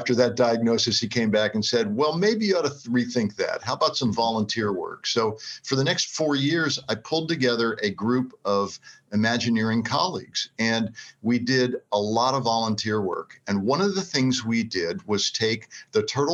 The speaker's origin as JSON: {"language": "English", "region": "South Florida", "country": "United States", "tie": "born or raised there", "moved": "yes", "said": "growing up in South Florida on the water"}